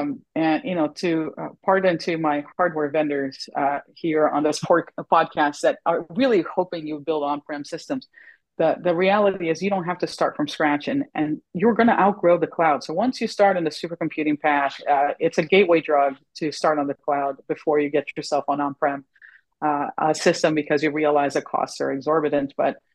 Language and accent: English; the South, United States; Oh, thank goodness it's in the South and it's hot. As a Southerner, I appreciate it.